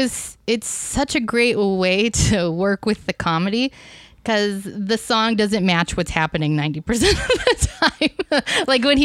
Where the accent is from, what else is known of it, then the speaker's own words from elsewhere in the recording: Iowa, United States; as a kid growing up in Iowa